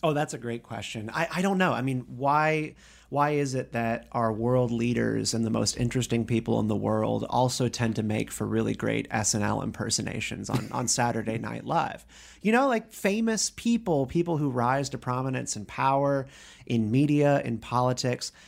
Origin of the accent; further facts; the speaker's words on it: Raleigh, North Carolina, United States; moved away as an adult; now in Washington, D.C., United States; I'm a North Carolina boy